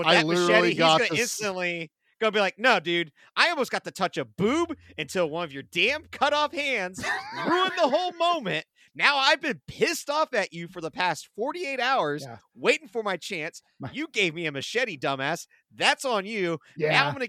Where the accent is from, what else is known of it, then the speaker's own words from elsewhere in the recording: Ohio, United States; Growing up in Ohio